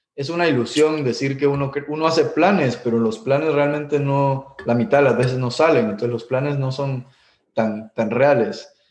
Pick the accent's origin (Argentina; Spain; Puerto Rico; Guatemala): Guatemala; moved away as an adult; also born or lived in Miami; crecimos en Guatemala